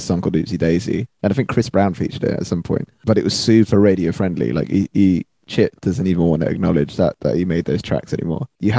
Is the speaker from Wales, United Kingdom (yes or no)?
no; Croydon, London, United Kingdom; Because I'm from Croydon anyway, so I kind of grew up around that kind of music.